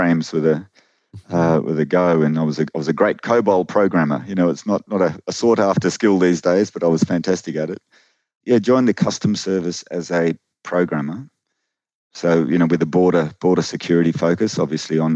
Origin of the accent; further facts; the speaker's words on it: Canberra, Australian Capital Territory, Australia; also born or lived in Sydney; Originally I was born in Sydney, but most of my life, I've grown up in Canberra, which is, a little distance from Sydney, a bit inland.